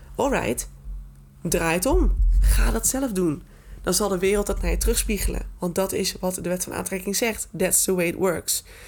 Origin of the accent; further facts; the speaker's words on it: Groningen, Netherlands; Ik ben echt een Groninger in hart en nieren